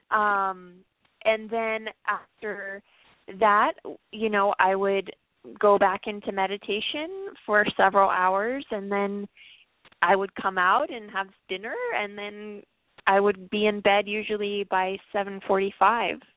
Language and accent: English; Los Angeles, California, United States; I grew up in Los Angeles